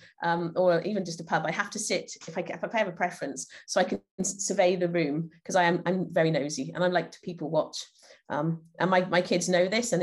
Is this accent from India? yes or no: no; Llanelli, Wales, United Kingdom; I'm from Llanelli in South Wales in the UK.